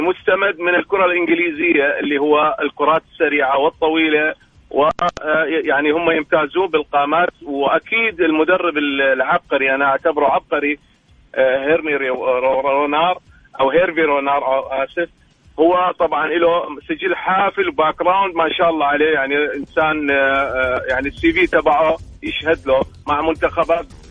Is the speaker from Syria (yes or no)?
yes; Syria; now in Saudi Arabia; انا سوري مقيم بالمملكه